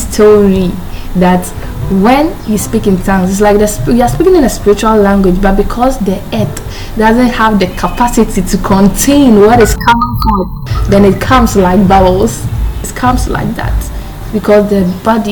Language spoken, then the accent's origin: English; Ghana; I'm a Ghanaian, our dialect, we have a lot of dialects here